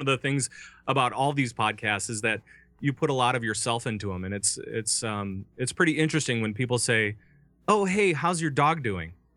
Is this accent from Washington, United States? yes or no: no; Minnesota, United States; I'm from Minnesota